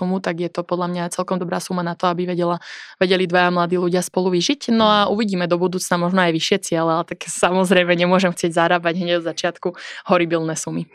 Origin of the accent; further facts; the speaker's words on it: Revúca, Banská Bystrica Region, Slovakia; now in Bratislava, Slovakia; som z Revúcej